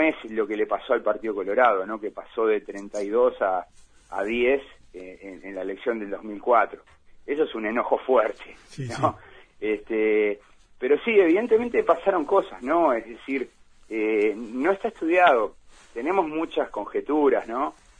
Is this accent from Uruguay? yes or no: yes; Uruguay